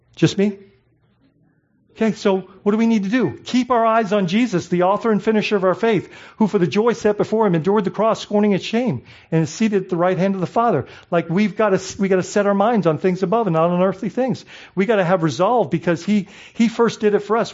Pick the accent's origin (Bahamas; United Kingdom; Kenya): Bahamas; now in United States; I grew up in the Bahamas, so coming to the States was exciting